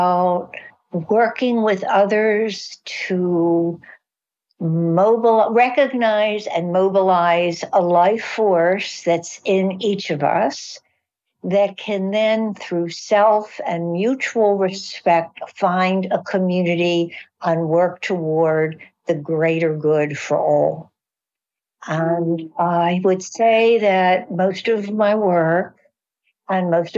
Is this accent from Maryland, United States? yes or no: yes; Baltimore, Maryland, United States; I'm from Baltimore